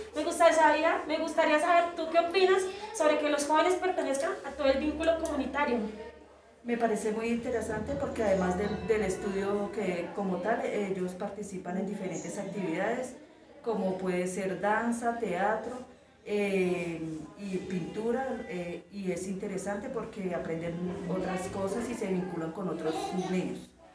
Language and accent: Spanish; Bogotá, Colombia; De Bogotá